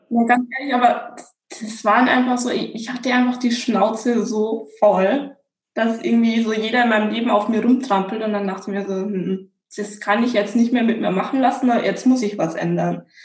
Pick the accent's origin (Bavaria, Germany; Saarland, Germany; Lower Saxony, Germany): Bavaria, Germany; Regensburg; moved away as an adult; ich bin in Bayern aufgewachsen, in Regensburg